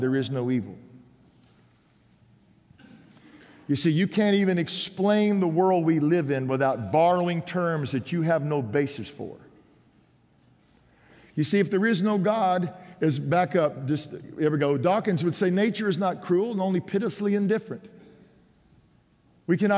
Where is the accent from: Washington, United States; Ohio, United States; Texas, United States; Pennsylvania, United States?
Texas, United States; growing up in Texas